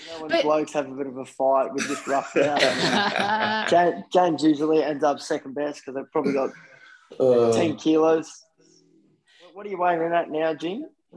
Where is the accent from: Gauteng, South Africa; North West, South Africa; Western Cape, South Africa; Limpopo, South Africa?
North West, South Africa; Potchefstroom; now in Australia; where I grew up in Potch, the town I grew up